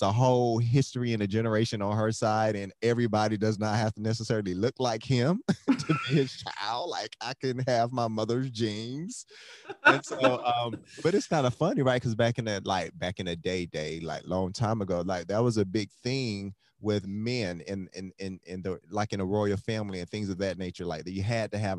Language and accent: English; Miami, Florida, United States; I'm from Miami, Florida, so we couldn't afford to go anywhere